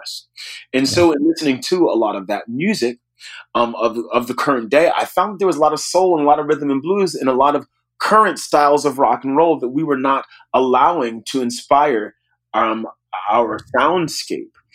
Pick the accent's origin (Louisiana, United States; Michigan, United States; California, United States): Louisiana, United States; New Orleans; I grew up in New Orleans